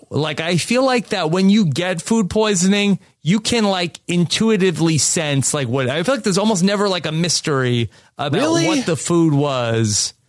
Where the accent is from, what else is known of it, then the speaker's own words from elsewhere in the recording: Long Island, New York, United States; I grew up on Long Island. It's like the suburbs.